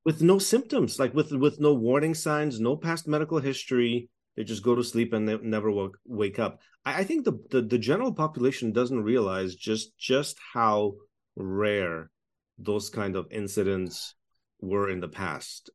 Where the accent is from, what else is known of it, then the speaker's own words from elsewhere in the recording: Toronto, Ontario, Canada; moved away as an adult; also born or lived in Czechoslovakia / Montreal; now in Edmonton, Canada; I grew up uh, in communist Czechoslovakia. We fled communism through a United Nations refugee camp, uh, in nineteen eighty-eight, just before the Berlin Wall fell. I then grew up in Toronto